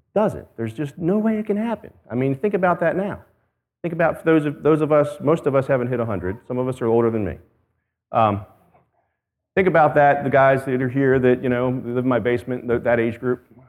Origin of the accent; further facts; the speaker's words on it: United States; I as an American